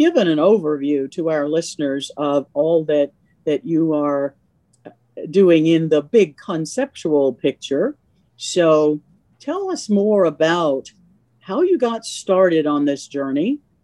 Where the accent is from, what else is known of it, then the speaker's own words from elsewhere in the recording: Virginia, United States; I'm from Virginia.